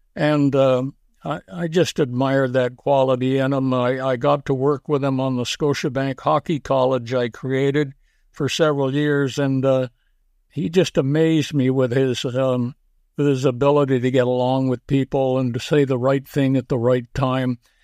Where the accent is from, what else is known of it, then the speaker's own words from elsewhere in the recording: Canada; also born or lived in Willowdale, Ontario / Schenectady, New York / Montreal; now in Stouffville, Canada; but I'm a Canadian